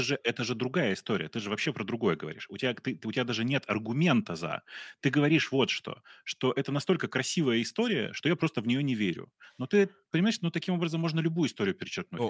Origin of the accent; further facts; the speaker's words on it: Russia; now in Ukraine; очевидно, что я из России. У меня мама, слава богу, украинка, но э, я приехал из России, у меня был российский паспорт